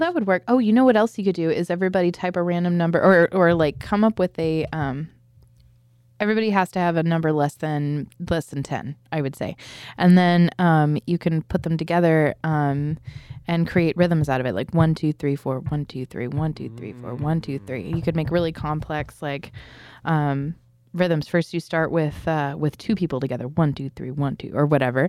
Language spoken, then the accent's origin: English; San Diego, California, United States; we're from San Diego